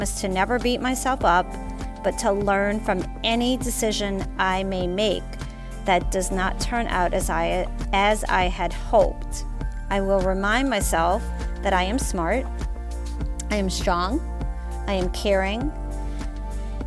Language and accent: English; the South, United States; I am from the South. We pronounce things different